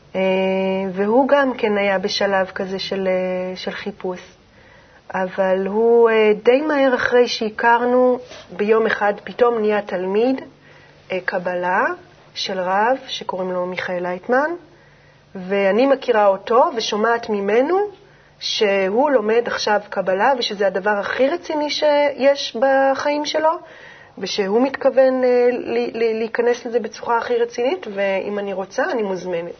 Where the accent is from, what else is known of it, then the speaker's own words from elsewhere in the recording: Jezreel Valley, Northern District, Israel; גדלתי בעמק יזרעאל